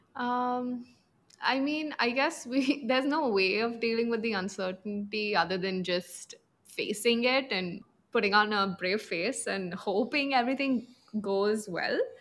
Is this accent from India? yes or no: yes; Punjab, India; I'm from the north, from Punjab